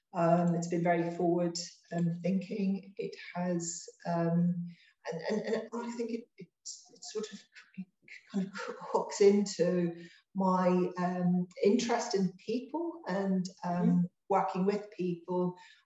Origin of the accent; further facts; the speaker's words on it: Ireland; I grew up, I'm from Ireland. I grew up in on the border, actually.